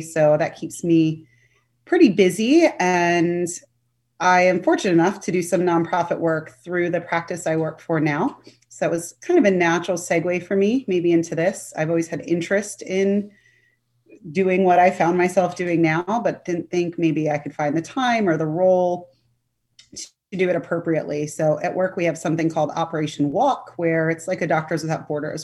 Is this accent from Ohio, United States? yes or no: no; Sterling, Virginia, United States; also born or lived in Pennsylvania / Alexandria, Virginia; I'm a local to Northern Virginia. I grew up in Sterling, and now I'm in Alexandria